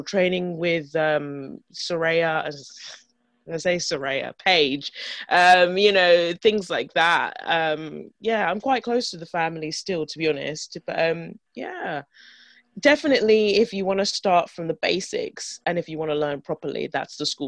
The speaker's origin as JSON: {"language": "English", "region": "London", "country": "United Kingdom", "tie": "born or raised there", "said": "grew up in London"}